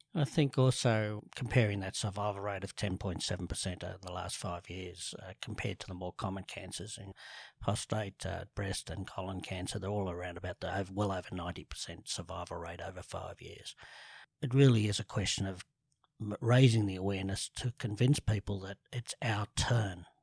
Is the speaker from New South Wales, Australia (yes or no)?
yes; Sydney, New South Wales, Australia; grew up in the eastern suburbs, um, from Rose Bay to Bellevue Hill to North Bondi, back to Vaucluse, back to Bellevue Hill